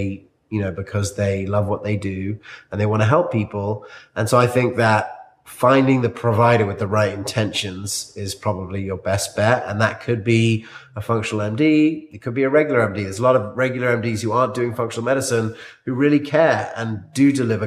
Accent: South Africa; moved away; I grew up in South Africa

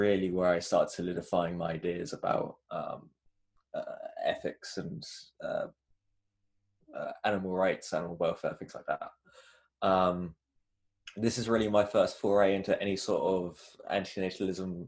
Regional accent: England, United Kingdom; I was born and raised in England, still in England

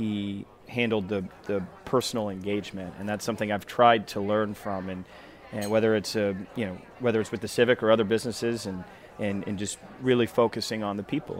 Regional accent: Knoxville, Tennessee, United States; I grew up in Knoxville, Tennessee. Most of my family's still there

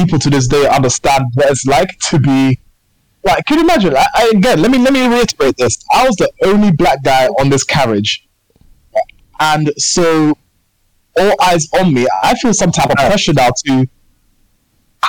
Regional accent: London, United Kingdom; I was born in England, I was born in North London

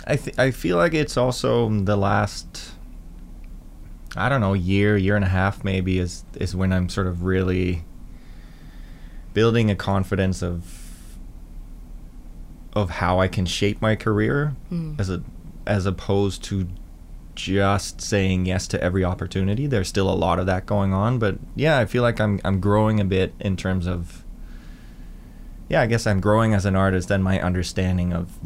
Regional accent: Denmark; I grew up in Denmark in not a town, not a village, but like a hamlet, I guess, like, you know, kind of a chicken farm.

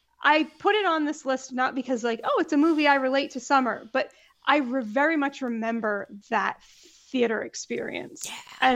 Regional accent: New England, United States; Growing up in New England, there's no air conditioning.

